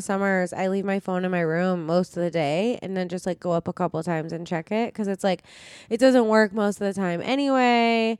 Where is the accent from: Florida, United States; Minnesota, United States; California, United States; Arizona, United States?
Arizona, United States; Phoenix; moved away; we're from Phoenix